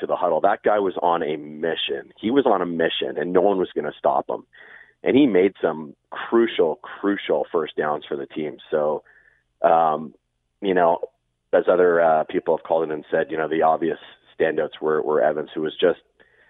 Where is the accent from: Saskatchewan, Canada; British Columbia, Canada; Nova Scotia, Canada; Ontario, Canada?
Ontario, Canada; Hamilton; moved away; I grew up in Hamilton, and I've moved pretty far away.